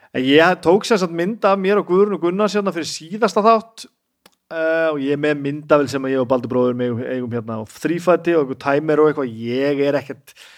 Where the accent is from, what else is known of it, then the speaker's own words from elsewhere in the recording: Húsavík, Northeastern Region, Iceland; moved away; ég er alltaf frá Húsavík